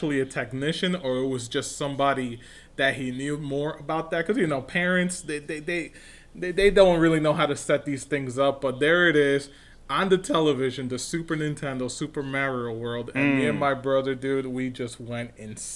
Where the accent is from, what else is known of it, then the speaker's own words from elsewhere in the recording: New York, United States; I grew up in New York, obviously, big-time community over here